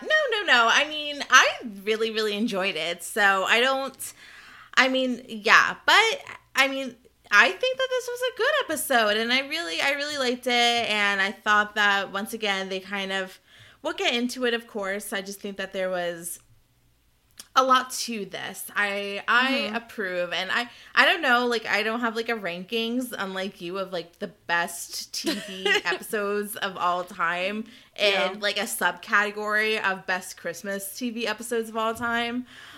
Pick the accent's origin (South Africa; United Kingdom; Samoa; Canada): Canada; accent: Canadian; I didn't get negative or positive feedback on my Canadian accent